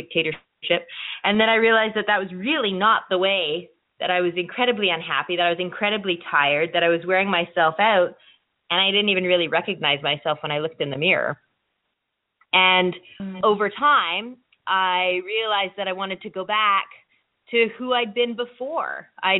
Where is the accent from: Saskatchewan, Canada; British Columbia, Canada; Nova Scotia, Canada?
Nova Scotia, Canada; I am actually from Nova Scotia. We live out east, my family